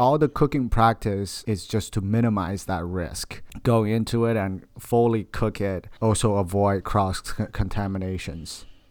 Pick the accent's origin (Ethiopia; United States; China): China; moved away; I'm from China, so I have a very strong tie, uh, to what's going on in China